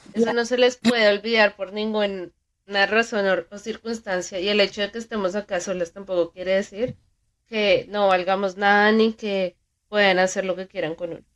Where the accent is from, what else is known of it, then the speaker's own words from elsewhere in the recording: Colombia; nosotros como colombianos